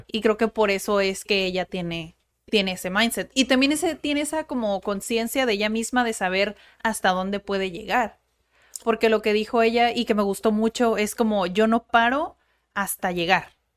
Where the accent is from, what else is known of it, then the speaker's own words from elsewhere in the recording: Mexico; yo soy mexicana y también tengo esa cultura